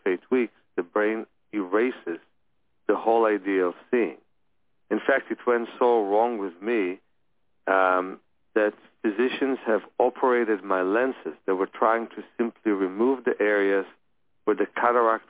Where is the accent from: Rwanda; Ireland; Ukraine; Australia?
Ukraine; I was born in the Ukraine